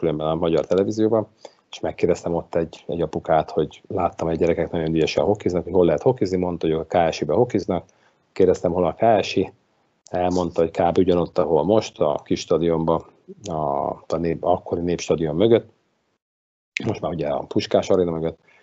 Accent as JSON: {"language": "Hungarian", "region": "Budapest", "country": "Hungary", "tie": "born or raised there", "said": "itt Kelenföldön, ahol én fölnőttem"}